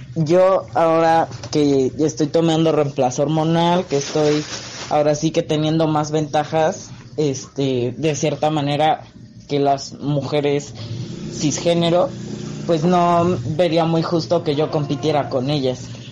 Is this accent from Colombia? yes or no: no; Mexico City, Mexico; tengo 19 años y soy de la Ciudad de México.